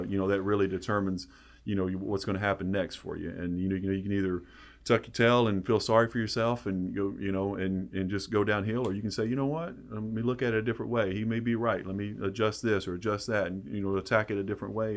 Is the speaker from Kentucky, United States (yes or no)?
yes; Hyden, Kentucky, United States; growing up in East Kentucky